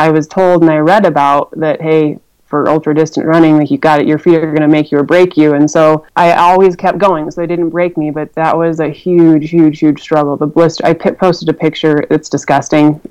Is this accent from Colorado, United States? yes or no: yes; Rifle, Colorado, United States; Rifle, my hometown